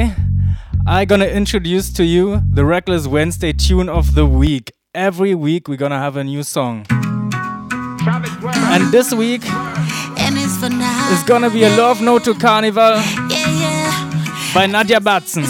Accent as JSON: {"language": "English", "country": "Germany", "first_language": "German", "second_language": "English", "said": "My native language is Germany. German. I'm from Germany"}